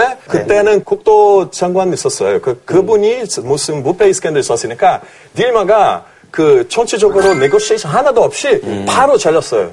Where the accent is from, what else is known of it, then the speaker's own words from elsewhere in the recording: Brazil; Korean is a second language; moved away as an adult; now in South Korea; 저 브라질 사람으로서